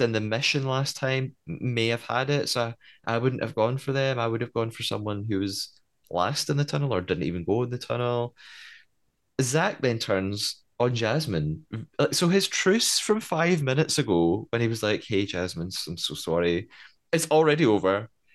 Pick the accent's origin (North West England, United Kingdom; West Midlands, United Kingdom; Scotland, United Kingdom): Scotland, United Kingdom; I'm Scottish